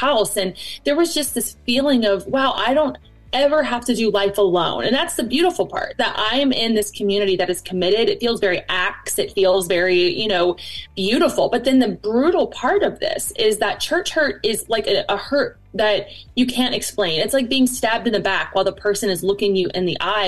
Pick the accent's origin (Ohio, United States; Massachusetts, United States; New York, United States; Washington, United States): Ohio, United States; Cincinnati; now in Northern Kentucky, United States; I was raised in Cincinnati, and now we live in Northern Kentucky.